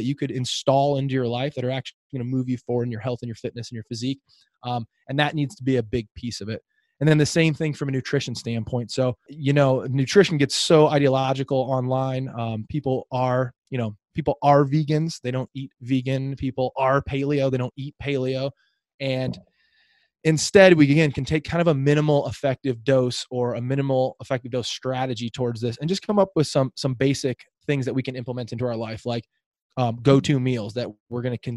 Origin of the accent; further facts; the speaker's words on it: Midwest, United States; moved away as an adult; now in San Diego, United States; I'm a Midwest guy originally out here in sunny San Diego.